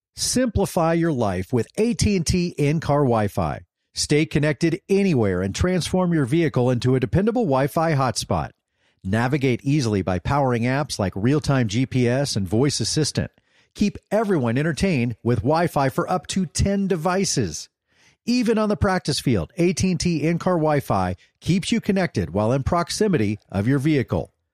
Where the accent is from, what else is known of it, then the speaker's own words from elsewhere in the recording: Dallas, Texas, United States; also born or lived in Oklahoma; I grew up here in Texas